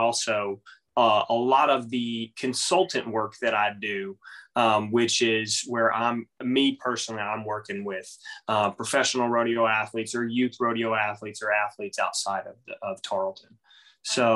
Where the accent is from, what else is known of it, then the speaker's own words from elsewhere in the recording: Texas, United States; I'm from Texas. I'm from the good state of Texas